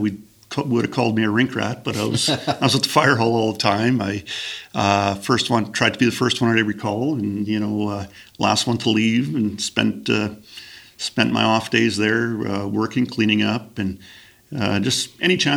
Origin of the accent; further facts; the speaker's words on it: Grunthal, Manitoba, Canada; I grew up in Grunthal, which is in the southern part of our municipality.